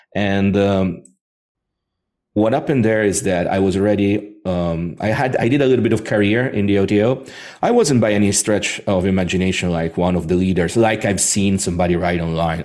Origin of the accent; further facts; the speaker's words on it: Rome, Lazio, Italy; I was born in Rome